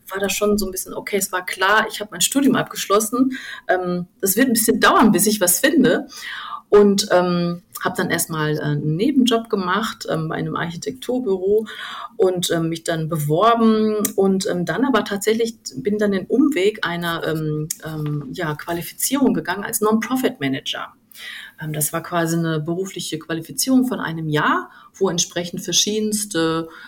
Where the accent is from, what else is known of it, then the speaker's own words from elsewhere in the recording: Duisburg, North Rhine-Westphalia, Germany; also ich komme ursprünglich gebürtig aus dem Ruhrgebiet, aus Duisburg.